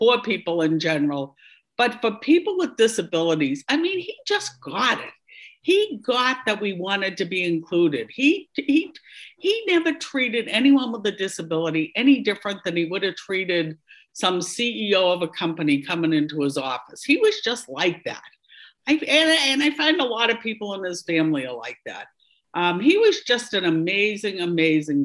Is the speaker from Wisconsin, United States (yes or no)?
no; Boston, Massachusetts, United States; accent: Boston; my Boston accent